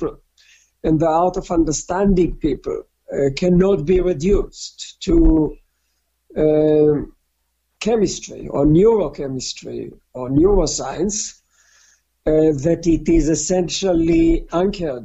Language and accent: English; Israel; moved away as an adult; also born or lived in Newcastle; I was born in Israel in a communal settlement called Kibbutz, born and raised